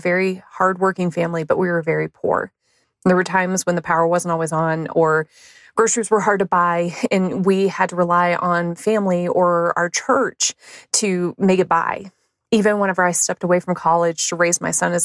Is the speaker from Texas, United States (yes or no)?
yes; North Texas, United States; now in Denver, Colorado, United States; I'm originally from North Texas. For me, growing up in a small town just south of the Oklahoma border